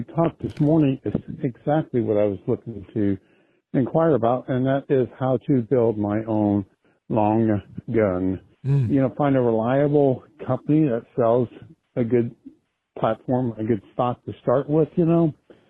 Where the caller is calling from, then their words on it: Florida, United States; I'm calling you from Florida, from one of your new affiliates, WBOB